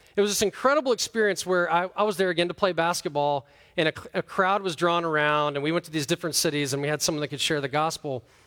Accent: United States; I'm from America

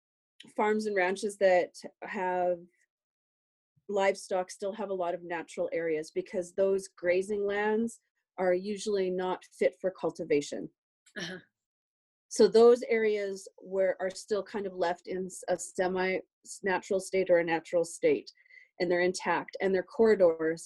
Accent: Canada; we're Canadian

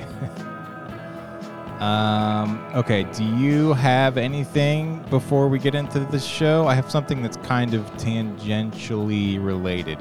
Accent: Ohio, United States; moved away as an adult; also born or lived in South Florida; now in Virginia Beach, United States; I was born in Ohio. I lived there until I turned 18 and I moved out.

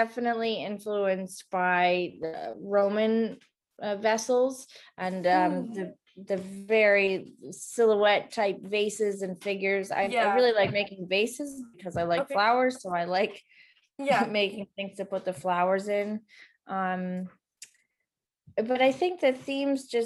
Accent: Dighton, Massachusetts, United States; I grew up in Dighton, Mass.

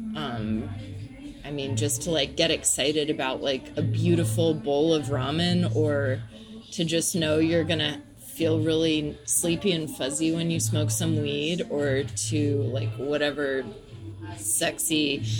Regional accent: Nashville, Tennessee, United States; I was raised in Nashville, Tennessee

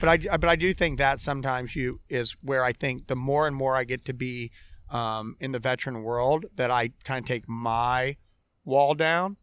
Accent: Orlando, Florida, United States; I'm born and raised in Orlando, Florida

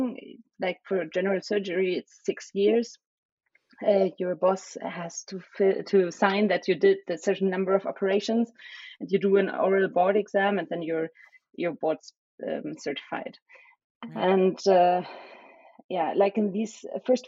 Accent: small village near Cologne, North Rhine-Westphalia, Germany; first language German and Spanish; English is a second language; also born or lived in Berlin; So I was born in Berlin, the capital of Germany, but I grew up in a kind of small village near Cologne, which is in the center west of Germany

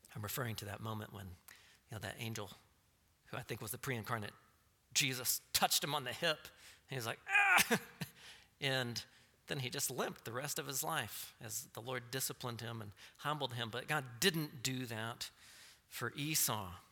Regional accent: Texas, United States; I'm from Texas

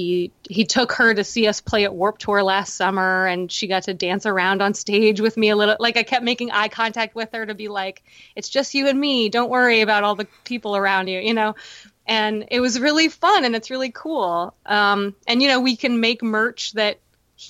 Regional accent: Baltimore, Maryland, United States; I'm from Baltimore

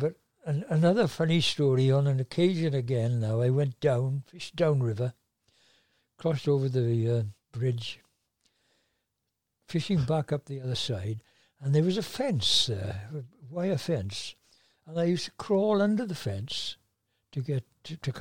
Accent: Tonypandy, Wales, United Kingdom; now in Tonyrefail, United Kingdom; I was from Tonopandy originally. And I lived above what was then the 50 shilling tailors

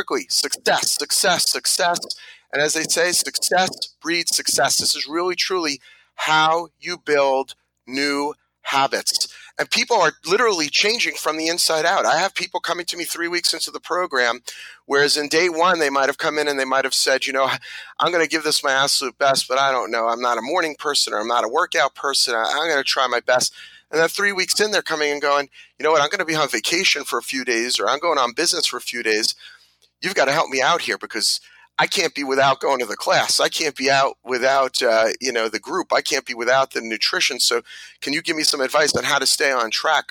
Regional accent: New Jersey, United States; also born or lived in Brooklyn, New York; I was born in Brooklyn, like I think almost everybody else in New Jersey, and raised in New Jersey

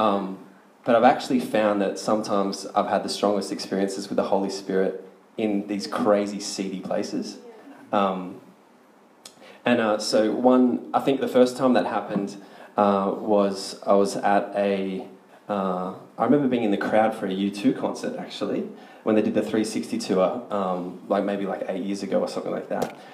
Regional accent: Sydney, New South Wales, Australia; I'm from Sydney

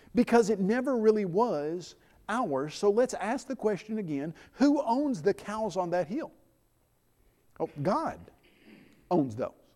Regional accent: Middle Tennessee, United States; I grew up in Middle Tennessee.

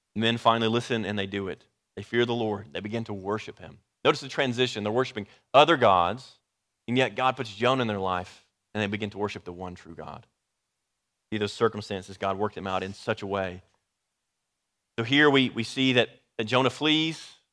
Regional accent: Dallas, Texas, United States; I'm from the Dallas area

